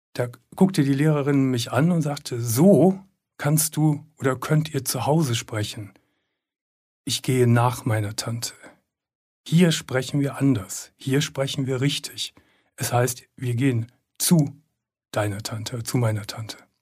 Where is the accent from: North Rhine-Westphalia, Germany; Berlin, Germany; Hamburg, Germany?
North Rhine-Westphalia, Germany; Gummersbach; ich komme aus Gummersbach und ich komme aus der Unterschicht